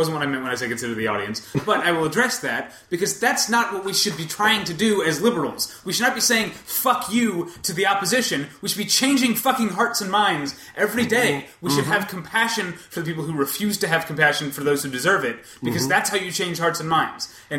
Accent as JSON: {"language": "English", "country": "United States", "said": "As an American"}